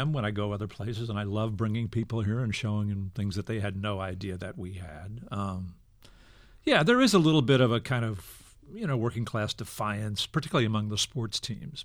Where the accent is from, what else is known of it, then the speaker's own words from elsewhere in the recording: Texas, United States; now in Philadelphia, United States; I'm, I'm from Texas. I visit there often